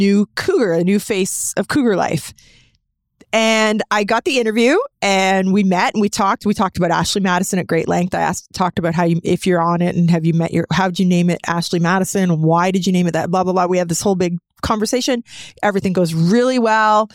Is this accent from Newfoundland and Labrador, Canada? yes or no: no; Burlington, Ontario, Canada; also born or lived in Ancaster, Ontario; I grew up in Burlington and then I moved to Ancaster and raised my family in Ancaster.